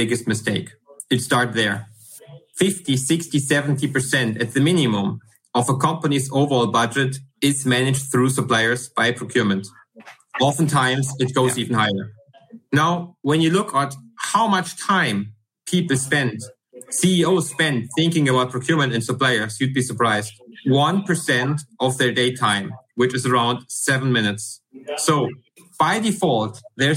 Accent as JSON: {"language": "English", "country": "Germany", "accent": "German", "second_language": "English", "said": "as you can hear by my accent, I'm from Germany."}